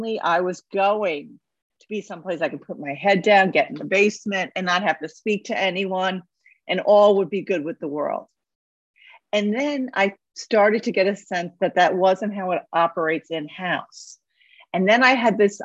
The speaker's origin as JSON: {"language": "English", "town": "New York City", "region": "New York", "country": "United States", "said": "I am from New York City"}